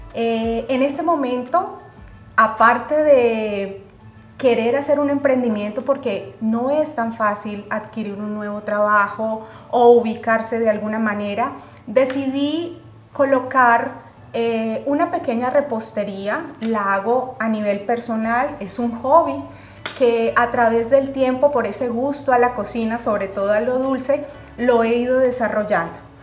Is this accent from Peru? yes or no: no; Colombia; moved away as an adult; now in Indiana, United States; Yo soy colombiana, Llegué a Indiana aproximadamente hace dos años y medio